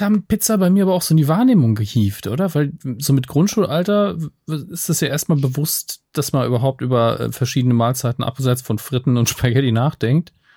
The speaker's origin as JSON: {"language": "German", "country": "Germany", "tie": "born or raised there", "said": "ich bin ja in der Nähe des Elsass groß geworden"}